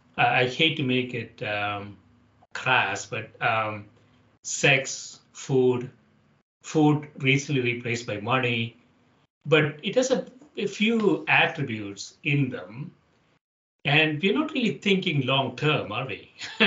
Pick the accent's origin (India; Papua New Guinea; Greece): India; also born or lived in Chicago / Atlanta / Dallas / San Francisco; now in Connecticut, United States; as I came to Chicago from India, and then I spent some time in Atlanta, Dallas, San Francisco. Now I live in a small city in Connecticut with 50,000 population.